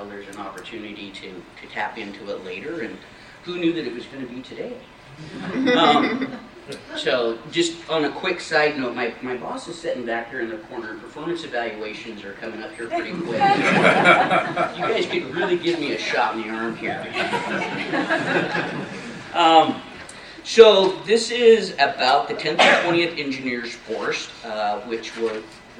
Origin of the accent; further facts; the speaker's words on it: Libby, Montana, United States; I grew up in Libby, Montana